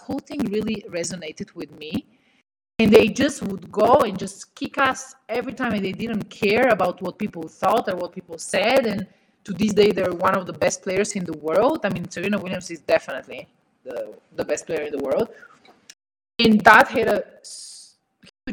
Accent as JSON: {"language": "English", "country": "Bulgaria", "moved": "yes", "said": "in Eastern Europe, where I come from Bulgaria"}